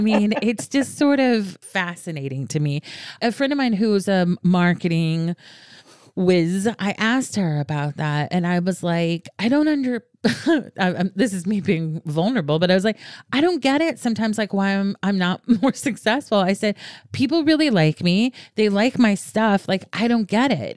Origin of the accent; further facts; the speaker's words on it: the South, United States; moved away; I'm from the South originally